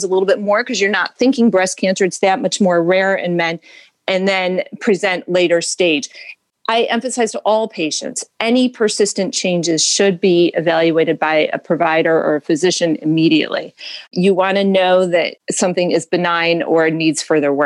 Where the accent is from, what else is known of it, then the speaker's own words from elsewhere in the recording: Syracuse, New York, United States; moved away as an adult; also born or lived in Ithaca, New York; now in Cleveland, United States; I was born in Syracuse, New York